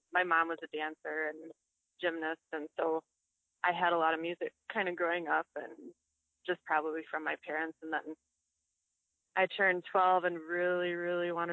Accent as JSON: {"language": "English", "town": "Six Lakes", "region": "Michigan", "country": "United States", "also_born_or_lived": "Egypt", "moved": "as an adult", "lives_now": "Milwaukee, United States", "said": "I am from a very small town in Michigan called Six Lakes"}